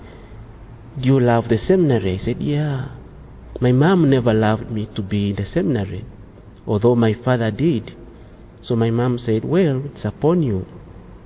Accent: Uganda; I come from Uganda

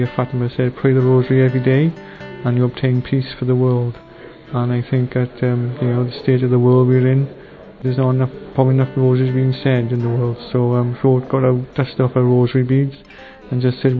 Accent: South Wales, United Kingdom; I'm from Murfreesboro in South Wales.

